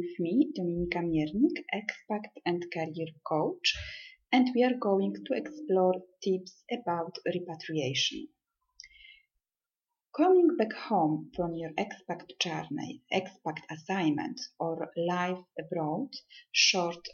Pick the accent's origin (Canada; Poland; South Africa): Poland; also born or lived in Milan, Italy / Manchester, United Kingdom; now in Rome, Italy; I am from Poland, but I lived and studied in Italy and Milan for many years, so I consider Italy my second home.